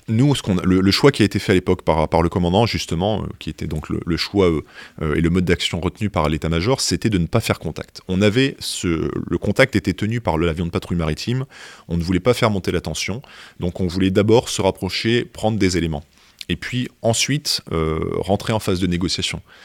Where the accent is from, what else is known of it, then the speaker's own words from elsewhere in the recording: France; on est français